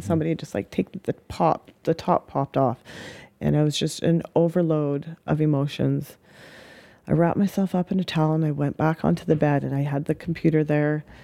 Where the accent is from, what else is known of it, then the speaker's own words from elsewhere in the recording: Saskatoon, Saskatchewan, Canada; also born or lived in Hope, British Columbia / Spuzzum, British Columbia / Okanagan, British Columbia / Victoria, British Columbia; About the age of four, moved over to Saskatoon